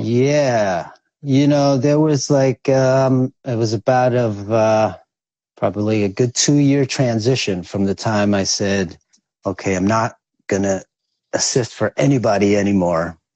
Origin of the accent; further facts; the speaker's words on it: New York City, New York, United States; also born or lived in Quezon City, Philippines; I grew up in New York, man. Which, Most of my life since I was five. Uh, mostly in Staten Island, Staten Island, New York